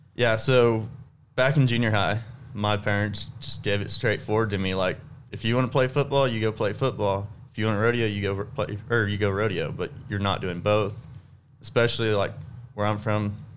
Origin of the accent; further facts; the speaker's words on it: South Texas, United States; I'm from South Texas